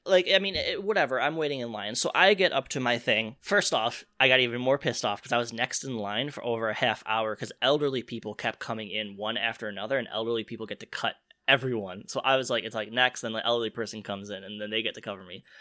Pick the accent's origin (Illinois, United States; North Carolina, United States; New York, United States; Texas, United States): Illinois, United States; Chicago; I'm from Chicago